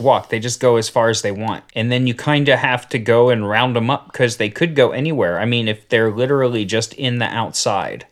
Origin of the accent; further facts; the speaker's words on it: United States; I'm American. I speak one language.